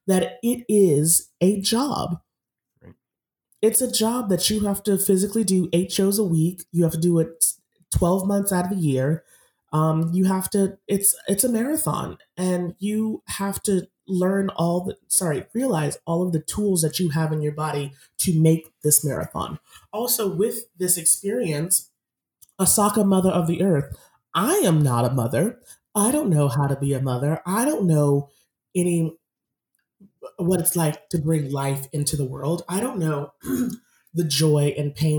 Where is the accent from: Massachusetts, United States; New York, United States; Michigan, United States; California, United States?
Massachusetts, United States; I grew up in Massachusetts